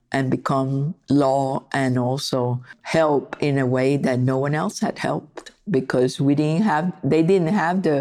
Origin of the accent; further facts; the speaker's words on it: San Juan, Puerto Rico; I was born in San Juan, Puerto Rico. And I used to go to the museum when I was like 7, 8, 9 and copy paintings